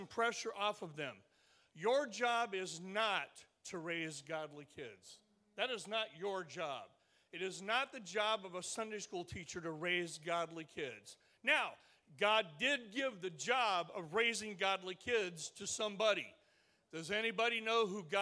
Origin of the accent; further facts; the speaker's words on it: Stockton, California, United States; I am from Stockton, California, Northern California